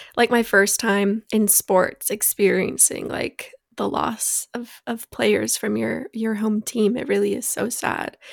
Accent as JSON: {"language": "English", "town": "Phoenix", "region": "Arizona", "country": "United States", "tie": "born or raised there", "said": "we were born and raised in Phoenix"}